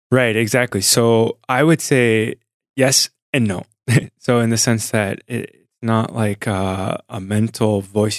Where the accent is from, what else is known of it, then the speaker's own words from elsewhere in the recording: San Diego, California, United States; Sunny San Diego, born and raised